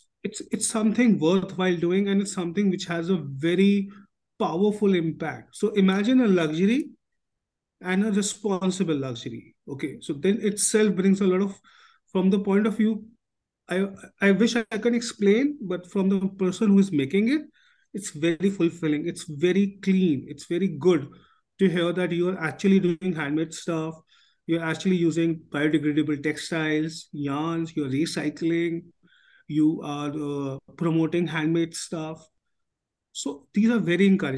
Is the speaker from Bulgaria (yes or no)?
no; Delhi, India; I was born in Chandni Chowk